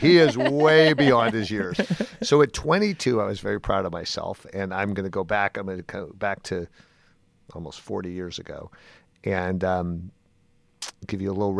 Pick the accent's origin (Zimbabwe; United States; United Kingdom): United States; California; I grew up on 29th in California, so I was right on the One California line.